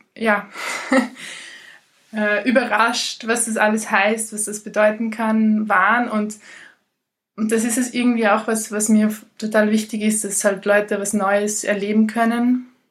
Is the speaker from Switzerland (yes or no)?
no; Ried im Innkreis, Upper Austria, Austria; moved away; also born or lived in Portugal; Im Moment ist es Ried im Inkreis, da äh, bei meinen Eltern, wo immer noch die Hälfte meiner Sachen steht. Darum ist es immer noch die Hälfte meiner Heimat.